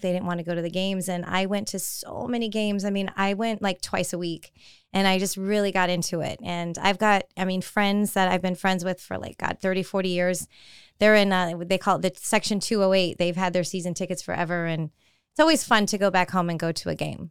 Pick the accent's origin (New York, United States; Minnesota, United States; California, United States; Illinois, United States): California, United States; I was always a big baseball fan growing up in California, you know, San Francisco Giants.